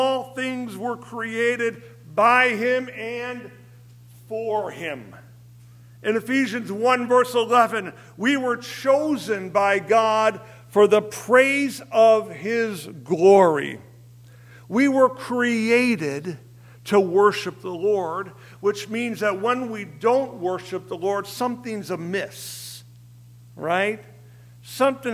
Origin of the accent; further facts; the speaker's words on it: Berwyn, Illinois, United States; I was raised in the Ebenezer Christian Reformed Church in Berwyn, old Dutchman